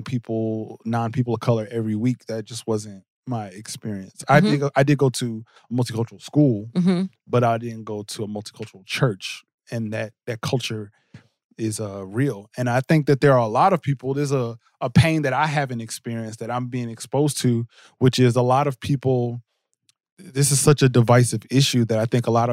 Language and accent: English; Jersey City, New Jersey, United States; I grew up in Jersey City, New Jersey